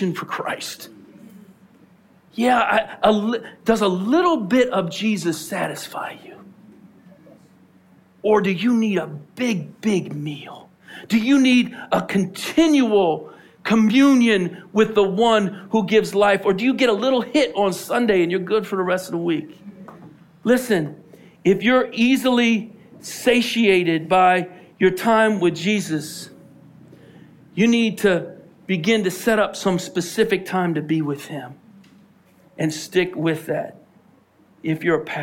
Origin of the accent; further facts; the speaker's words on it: Philadelphia, Pennsylvania, United States; We're from Philly